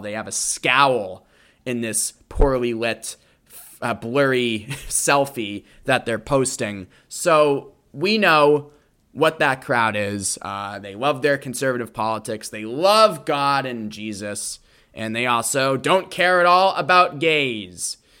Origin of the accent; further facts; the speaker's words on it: Boston, Massachusetts, United States; The Boston Marathon in my hometown